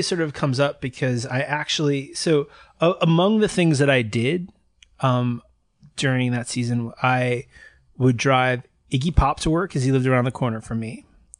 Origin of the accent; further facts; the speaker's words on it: New Jersey, United States; So I'm from Jersey